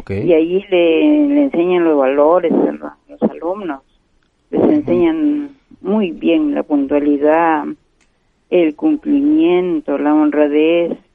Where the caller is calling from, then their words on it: Comas, Lima, Peru; de Comas.